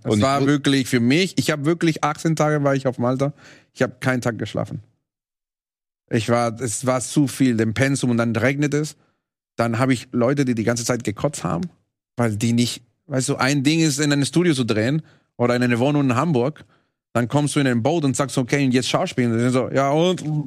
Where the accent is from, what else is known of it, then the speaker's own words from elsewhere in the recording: Venezuela; German is a second language; moved away; Ich komme aus Venezuela